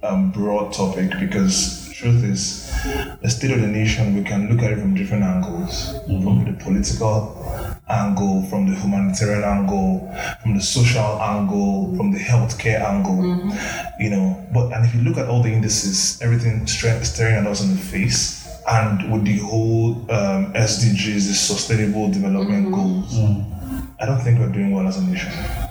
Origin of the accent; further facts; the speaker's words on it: Nigeria; Like, I'm proud to be a Nigerian.